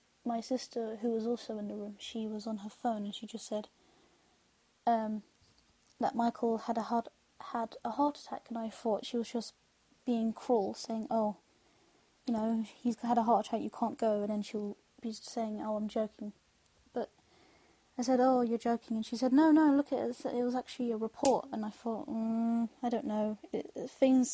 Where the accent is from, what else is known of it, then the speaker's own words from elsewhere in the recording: London, United Kingdom; I'm from London